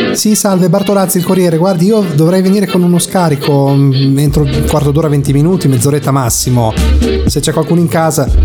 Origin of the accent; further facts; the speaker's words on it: Emilia-Romagna, Italy; also born or lived in Cesena; io sono romagnolo, quindi vivo vivo in Emilia Romagna, eh, a Cesena nel, nello specifico